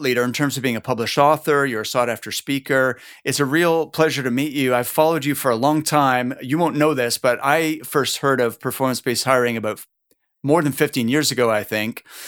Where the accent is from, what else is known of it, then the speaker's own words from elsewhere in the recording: Halifax, Nova Scotia, Canada; I'm from Halifax, Nova Scotia.